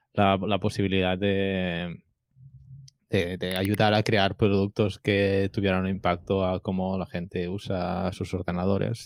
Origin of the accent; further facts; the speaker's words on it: Barcelona, Catalonia, Spain; yo soy de Barcelona